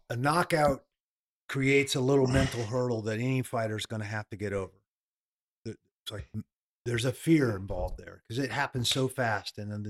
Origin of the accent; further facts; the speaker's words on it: Oregon, United States; The Nogueira fight in Oregon, in my hometown.